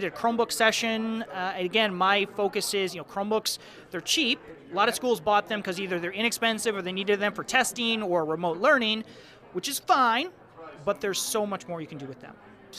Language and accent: English; Michigan, United States; I'm from Michigan, so I taught outside of Detroit.